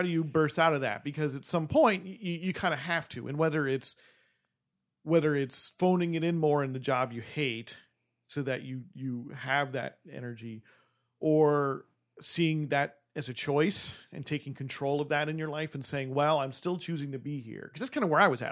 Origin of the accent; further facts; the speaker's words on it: New Jersey, United States; moved away; I'm from New Jersey